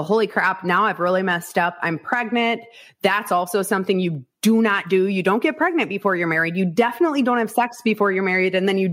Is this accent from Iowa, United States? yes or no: yes; Northwest Iowa, United States; I was born and raised in Northwest Iowa